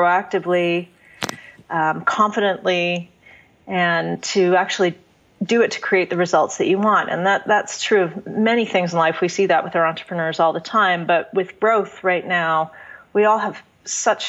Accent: Canada; now in United States; I'm a Canadian living in the U.S.

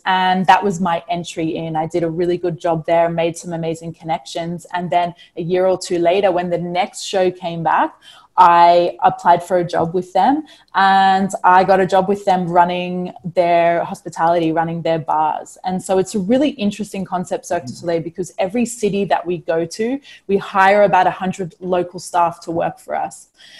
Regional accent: Australia; also born or lived in New Zealand; I was born in New Zealand. I was raised in Australia.

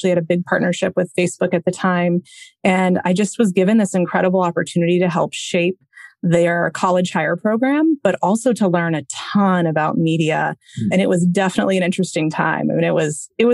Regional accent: Atlanta, Georgia, United States; I am born and raised in Atlanta

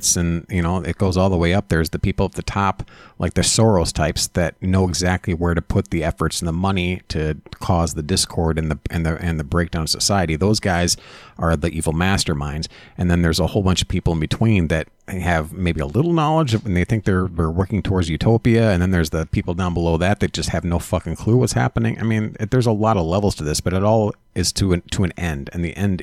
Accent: Minneapolis, Minnesota, United States; I was born and raised here in Minneapolis

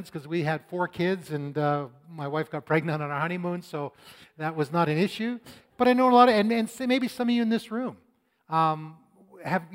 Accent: Canada; I was born in Canada.

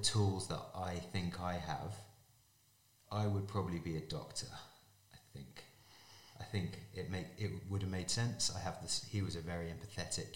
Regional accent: Surrey, South East England, United Kingdom; I was born in Surrey in England. Both my parents are Irish

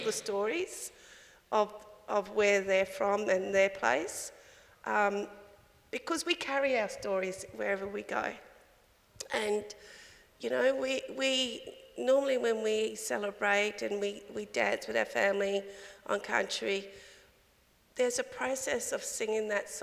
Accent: Alice Springs, Northern Territory, Australia; now in Adelaide, Australia; born and raised in Alice Springs. Currently living on Kaurna country here in Adelaide

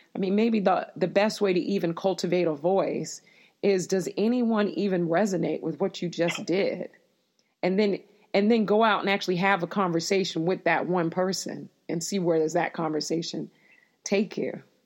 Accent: Florida, United States; moved away; I grew up in Florida

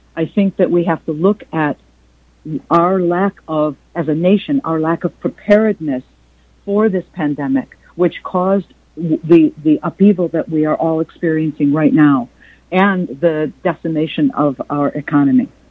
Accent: United States; as an American woman and an Arab American woman

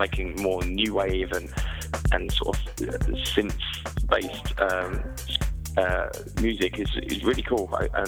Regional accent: Watford, East of England, United Kingdom; moved away as an adult; now in Berlin, Germany; I'm originally from Watford, just on the edge of London

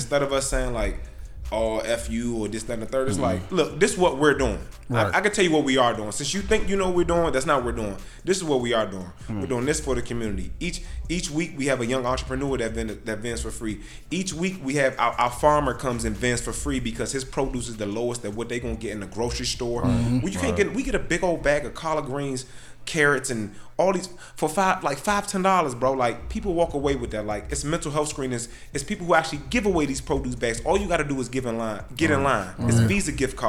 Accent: Glenarden, Maryland, United States; I'm from Glenarden and I love it. I love Glenarden

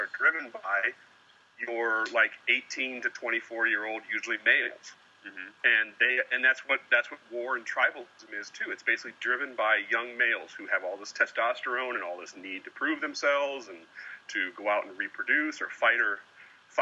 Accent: small town Iowa, United States; my hometown cemetery

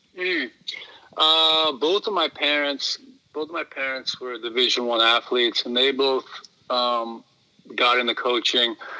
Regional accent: Philadelphia, Pennsylvania, United States; I grew up in the Philadelphia area

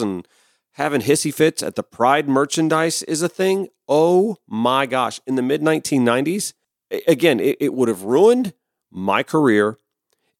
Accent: Augusta, Georgia, United States; That's my hometown

